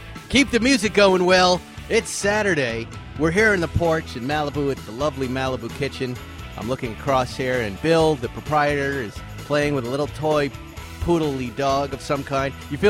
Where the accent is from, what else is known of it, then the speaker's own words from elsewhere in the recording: Ireland; I'm an Irishman myself.